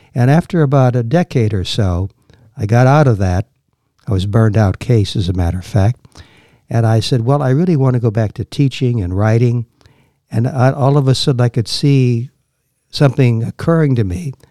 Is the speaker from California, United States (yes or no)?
no; Washington, District of Columbia, United States; born or raised there; also born or lived in Chicago, Illinois; now in Virginia, United States